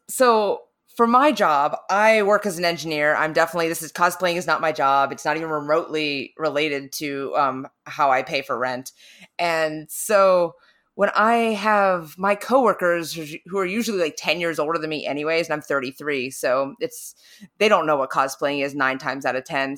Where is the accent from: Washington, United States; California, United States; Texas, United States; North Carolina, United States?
North Carolina, United States; moved away; I don't have too strong of an accent, but I'm originally from North Carolina.